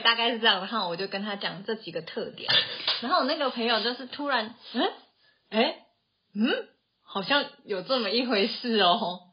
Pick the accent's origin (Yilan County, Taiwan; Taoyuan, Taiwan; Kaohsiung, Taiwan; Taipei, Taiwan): Taoyuan, Taiwan; moved away as an adult; now in Tainan, Taiwan; 我就是从小到大都土生土长在桃园生活的一个桃园人。就是国小、国中到大学出社会都一直在桃园生活，直到去年结婚才搬来台南